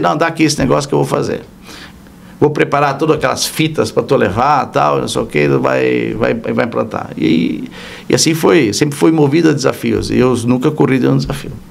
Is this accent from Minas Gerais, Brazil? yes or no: no; Blumenau, Santa Catarina, Brazil; moved away as an adult; now in São Paulo, Brazil; eu sou natural de Blumenau